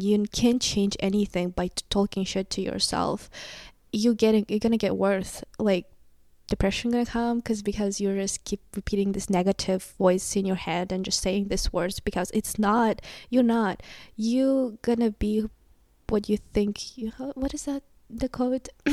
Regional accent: Kazakhstan; English is a second language; moved away as an adult; now in United States; I'm from Kazakhstan. I moved to the U S two years ago

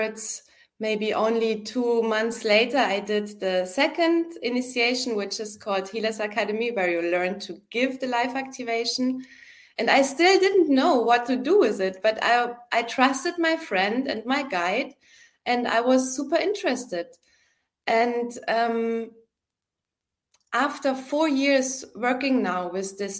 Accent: Munich, Bavaria, Germany; moved away as an adult; also born or lived in Berlin; I went back home to my hometown, Munich in Germany

